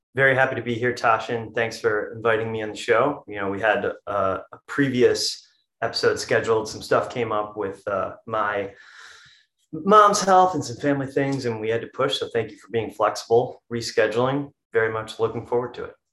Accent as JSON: {"language": "English", "town": "East Grand Rapids", "region": "Michigan", "country": "United States", "tie": "born or raised there", "also_born_or_lived": "Lansing, Michigan", "said": "I was born in Lansing, Michigan. I'm currently in a house in East Lansing, Michigan, not too far from there. Um, I went to high school in East, East Grand Rapids, Michigan"}